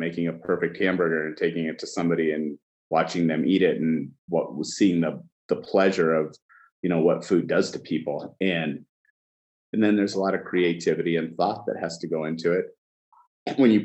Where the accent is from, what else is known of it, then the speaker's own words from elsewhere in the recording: Washington, United States; also born or lived in Cairo, Egypt; I grew up in a small town in Washington State, and I was born in Egypt in Cairo